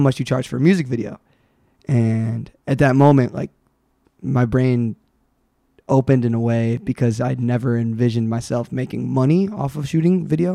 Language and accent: English; Pontiac, Michigan, United States; also born or lived in Rochester Hills, Michigan / Hazel Park, Michigan; I was born in Michigan